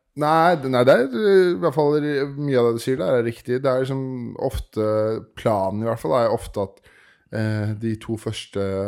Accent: Årnes, Akershus, Norway; moved away; Jeg er opprinnelig fra Årnes, en sånn time utafor 45 eh, minutter over Oslo.

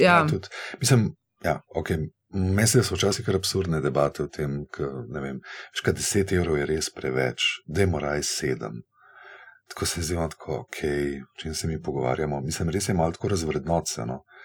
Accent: Slovenia

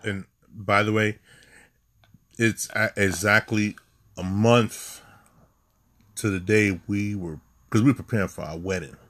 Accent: New York City, New York, United States; we are native New Yorker

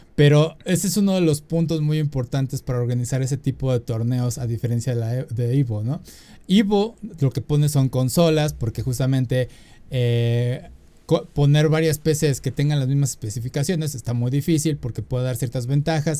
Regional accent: Mexico; uno como mexicano necesita la visa

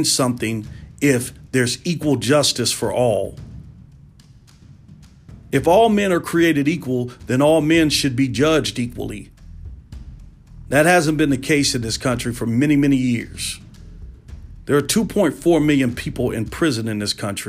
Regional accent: United States; being an American and being a black American

